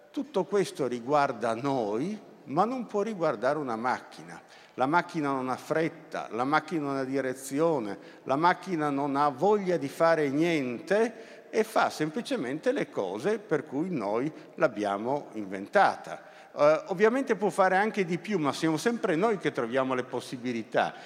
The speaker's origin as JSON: {"language": "Italian", "town": "Turin", "region": "Piedmont", "country": "Italy", "tie": "born or raised there", "said": "essendo torinese, eh, quando la scuola mi portava al museo egizio"}